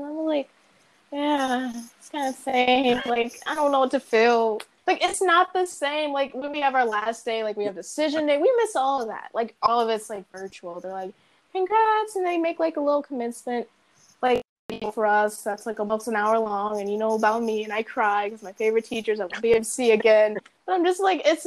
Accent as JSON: {"language": "English", "town": "Riverdale", "country": "United States", "said": "I'm from Riverdale"}